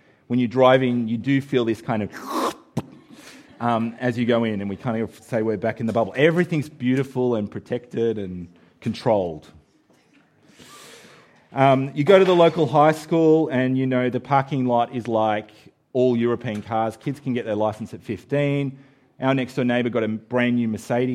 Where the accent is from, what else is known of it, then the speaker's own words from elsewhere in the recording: Australia; moved away; we're Australian